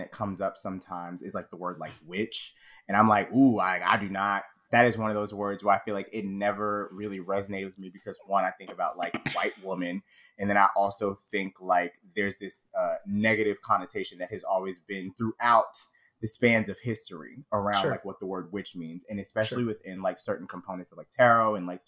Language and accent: English; the South, United States; as a gay Black man growing up in the South